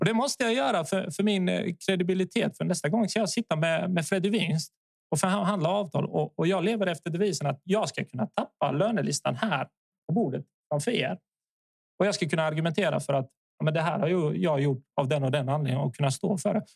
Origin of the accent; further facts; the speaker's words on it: Värnamo, Jönköping County, Sweden; also born or lived in Zvornik, Bosnia and Herzegovina / Kristianstad, Sweden; Så när jag var åtta ungefär så så flyttade vi till Värnamo